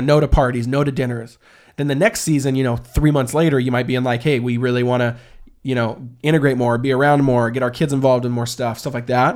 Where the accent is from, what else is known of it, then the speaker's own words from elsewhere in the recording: the Northwest, Pacific Northwest, United States; also born or lived in Portland; We're from the Northwest.